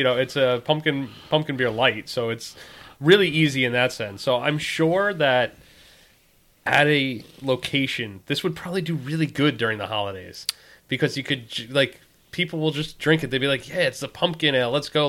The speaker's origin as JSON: {"language": "English", "area": "Long Island", "region": "New York", "country": "United States", "tie": "born or raised there", "moved": "yes", "said": "growing up on Long Island"}